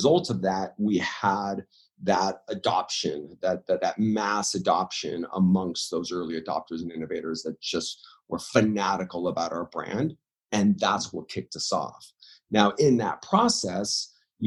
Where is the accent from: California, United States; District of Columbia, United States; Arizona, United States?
California, United States; Los Angeles; also born or lived in Orange County, California; I was kind of born and raised in Hollywood in the LA area